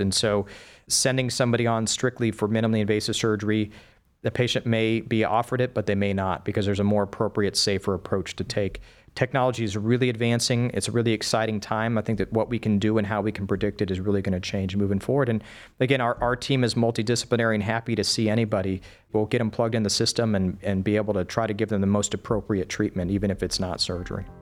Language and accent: English; El Paso, Texas, United States; moved away as an adult; also born or lived in Wisconsin; now in Cleveland, United States; So I grew up in the Southwest. I lived the majority of my young life in El Paso, Texas.